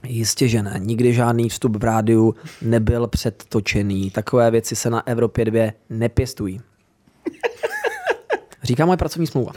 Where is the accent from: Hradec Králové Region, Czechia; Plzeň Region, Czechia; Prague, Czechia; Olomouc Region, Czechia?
Hradec Králové Region, Czechia; Hradec Králové; Já jako rodák z Hradce Králové